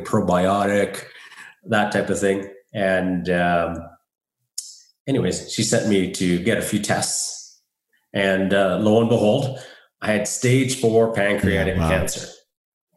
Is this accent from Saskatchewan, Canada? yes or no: yes; Saskatoon, Saskatchewan, Canada; moved away as an adult; now in Calgary, Canada; I'm from Saskatoon. I moved to Calgary, Alberta, where I am right now, a little over 3.5 years ago